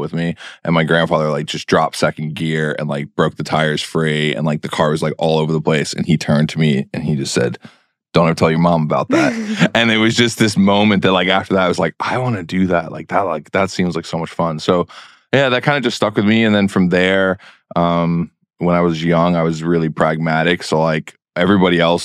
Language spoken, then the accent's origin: English; New York City, New York, United States; I grew up in New York City